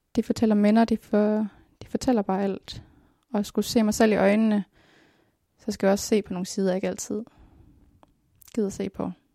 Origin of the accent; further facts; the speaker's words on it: Denmark; also born or lived in Colombia; Jeg er dansker, jeg er dansk statsborger